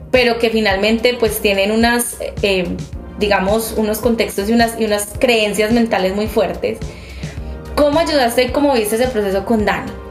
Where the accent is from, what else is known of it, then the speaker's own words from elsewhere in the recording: Medellín, Antioquia, Colombia; las tres somos de Medellín, de una ciudad donde es bastante complejo ser uno, pero mucho más complejo ser uno y no ser heterosexual, como lo dicta nuestra sociedad.